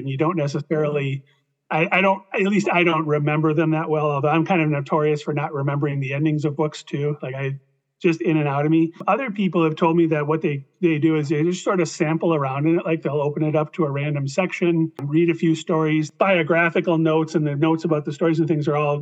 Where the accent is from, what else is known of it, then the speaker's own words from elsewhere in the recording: Midwest, United States; I'm from the Midwest